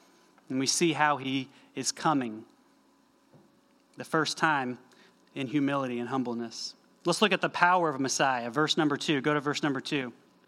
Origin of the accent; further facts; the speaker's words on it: North Carolina, United States; also born or lived in Eastern Tennessee; I grew up, many of you remember, I grew up in Western North Carolina, going camping and hiking all over West North Carolina, Eastern Tennessee, living there every day.